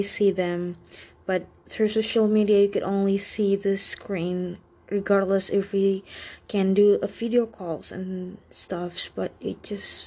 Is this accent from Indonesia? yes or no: yes; Indonesia; first language Indonesian; English is a second language; My mother tongue is Indonesian or Indonesian language, or commonly known as Bahasa Indonesia.